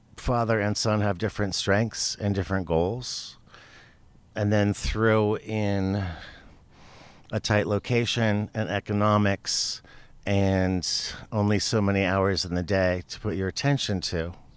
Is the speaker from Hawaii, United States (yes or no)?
no; Tucson, Arizona, United States; Tucson. This is my hometown